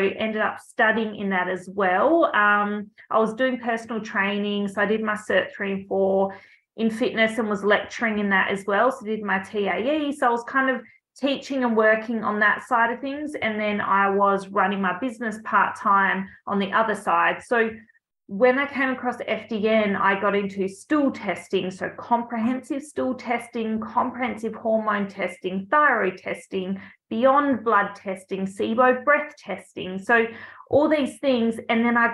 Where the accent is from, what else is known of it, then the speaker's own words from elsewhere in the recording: Albany, Western Australia, Australia; I grew up down south in Albany